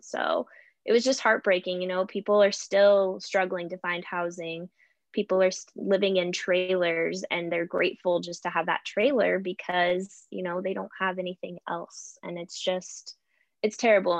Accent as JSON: {"language": "English", "area": "area of the Almeda Fire", "region": "Oregon", "country": "United States", "tie": "born or raised there", "said": "my hometown or my community"}